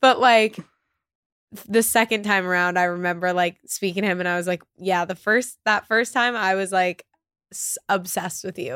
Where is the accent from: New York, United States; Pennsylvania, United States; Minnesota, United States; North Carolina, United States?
New York, United States; New York City; growing up in New York